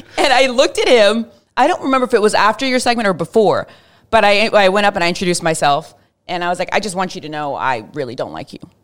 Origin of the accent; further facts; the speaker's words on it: Fort Worth, Texas, United States; growing up in Fort Worth, especially in the nineties